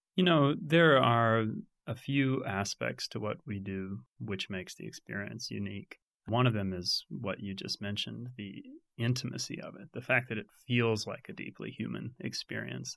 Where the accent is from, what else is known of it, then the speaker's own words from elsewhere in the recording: Fayetteville, Arkansas, United States; I grew up in Fayetteville